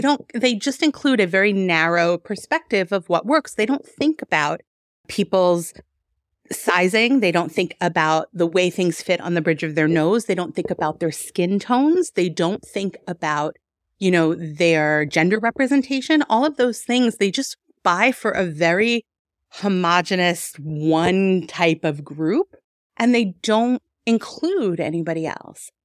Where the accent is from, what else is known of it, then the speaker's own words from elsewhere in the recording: New York, United States; moved away as an adult; also born or lived in Denver; now in Detroit, United States; I'm originally from New York. I was born and raised out there